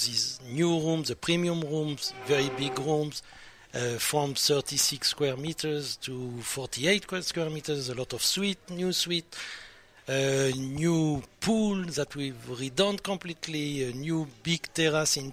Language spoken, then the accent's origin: English; France; accent: French; English is a second language; my French accent